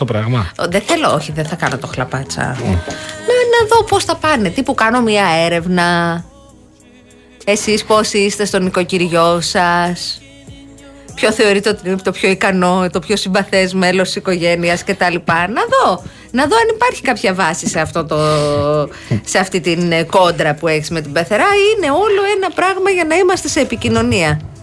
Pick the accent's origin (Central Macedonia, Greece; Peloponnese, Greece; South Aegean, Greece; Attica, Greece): Peloponnese, Greece; Kounos; moved away; Στο χωριό μου, στον κούνο